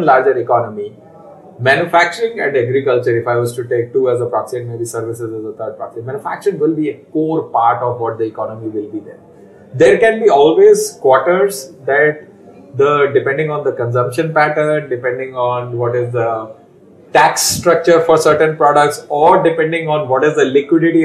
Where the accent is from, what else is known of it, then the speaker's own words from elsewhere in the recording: Faridabad, Haryana, India; I grew up in Faridabad, which is known as the manufacturing hub for the longest time in the country.